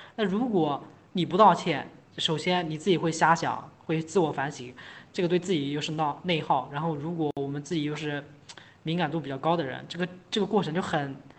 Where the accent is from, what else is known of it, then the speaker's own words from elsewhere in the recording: China; 我们整个中国人